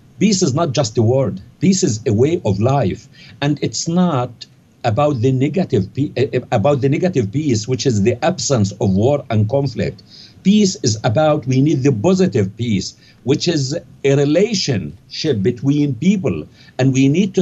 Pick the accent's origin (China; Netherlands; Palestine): Palestine; Jabalia, Gaza Strip; moved away as an adult; also born or lived in Cairo, Egypt / London, United Kingdom; now in Canada; where I was born in Jabalia refugee camp in the Gaza Strip